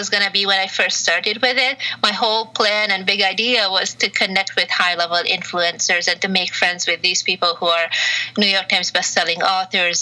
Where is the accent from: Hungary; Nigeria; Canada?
Hungary; moved away as an adult; also born or lived in Romania / Malta / France / Belgium; now in California, United States; I was born in Hungary, mm-hmm. and then grew up both in Hungary and Romania, back and forth for a few years, and then moved back to Hungary at the age of 15 full time